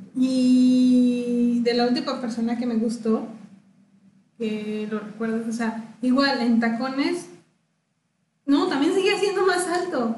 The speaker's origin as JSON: {"language": "Spanish", "country": "Mexico"}